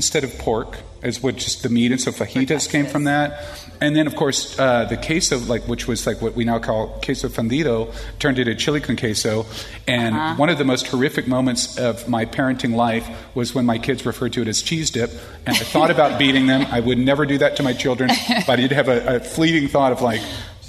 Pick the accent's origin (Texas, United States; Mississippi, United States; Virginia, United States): Texas, United States; Austin; moved away as an adult; now in Vashon Island, United States; Where I'm from in Central Texas, I'm from Austin.